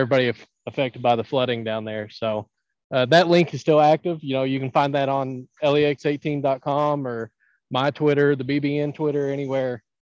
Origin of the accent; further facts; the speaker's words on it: Ashland, Kentucky, United States; also born or lived in Hazard, Kentucky / Hindman, Kentucky; I am from Kentucky. I'm from the Ashland area, Westwood, kind of the wrong side of the Ashland railroad tracks there. And then I spent 5 years down in the mountains and around Hazard and Hindman.